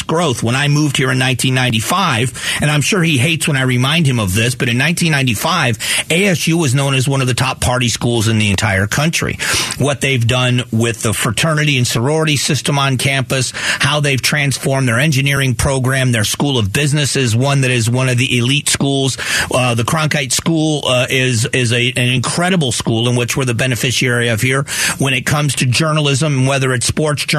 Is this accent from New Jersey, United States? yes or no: no; Fort Myers, Florida, United States; now in Arizona, United States; I grew up in Southwest Florida